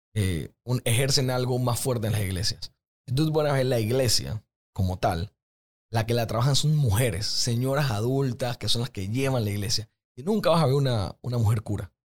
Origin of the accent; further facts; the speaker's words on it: Panama; nosotros como panameños que lastimosamente nuestro promedio de educación no es tan alto